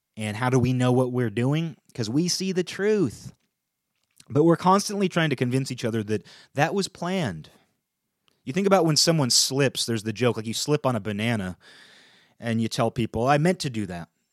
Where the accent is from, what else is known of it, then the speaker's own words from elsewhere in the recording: United States; as an American, as a European American